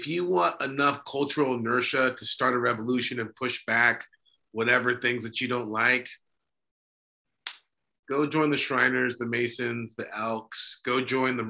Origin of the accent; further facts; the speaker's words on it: California, United States; We're both from California, by the way. Both California natives